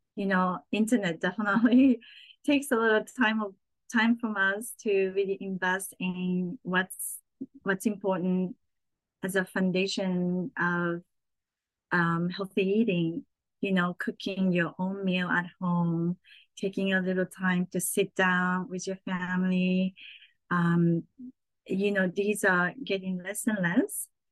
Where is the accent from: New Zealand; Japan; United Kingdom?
Japan; Saitama; also born or lived in Tokyo, Japan; now in New York City, United States; I was born in Tokyo and grew up in Saitama, which is right next over.